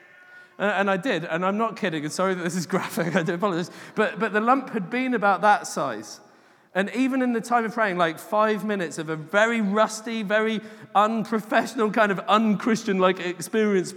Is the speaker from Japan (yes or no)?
no; England, United Kingdom; I'm English